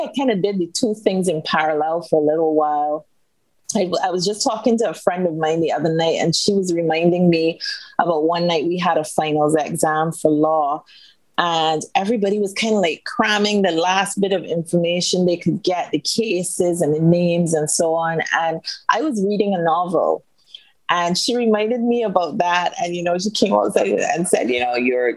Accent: Barbados; also born or lived in United Kingdom; I am born and bred in Barbados, spent most of my life here.

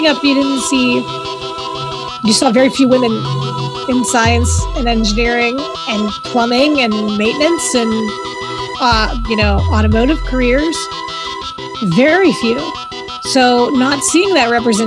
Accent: Pittsburgh, Pennsylvania, United States; accent: Pittsburghese; If that vernacular doesn't tell you I'm from Pittsburgh, then, well, nothing will.

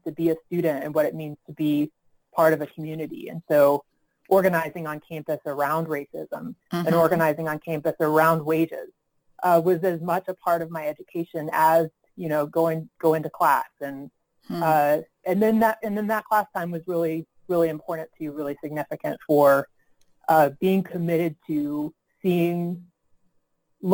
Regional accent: Marietta, Georgia, United States; I grew up in Marietta, Georgia

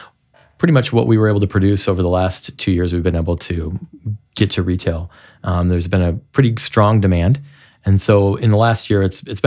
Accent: Goshen, Indiana, United States; also born or lived in Chicago; Well, I grew up here. I grew up in Goshen, and my wife grew up in Toledo, and we both came back here after a college and a stint in Chicago.

